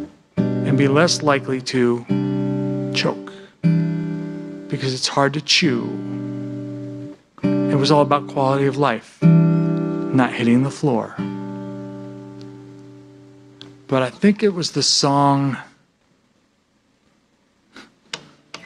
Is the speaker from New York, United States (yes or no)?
yes; New York, United States; also born or lived in East Coast; now in Minnesota, United States; I'm from New York